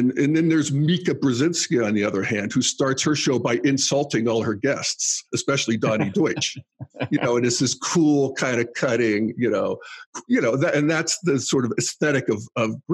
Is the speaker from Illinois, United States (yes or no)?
no; Western Pennsylvania, United States; moved away; I grew up in Western Pennsylvania, conservative traditionalism